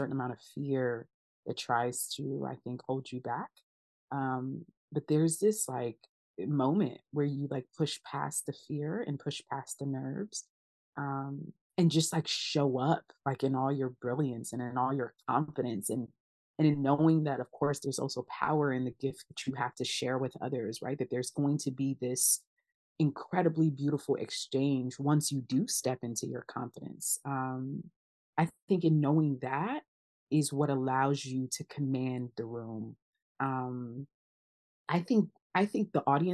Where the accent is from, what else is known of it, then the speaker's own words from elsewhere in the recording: United States; first language Twi; also born or lived in Ghana; I think I came to the States really, really young. So I was like 2 or 3